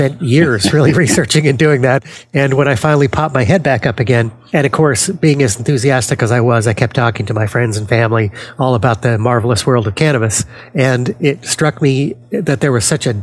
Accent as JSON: {"language": "English", "town": "Denver", "region": "Colorado", "country": "United States", "tie": "born or raised there", "moved": "yes", "lives_now": "New Jersey, United States", "said": "born and raised in Denver, Colorado"}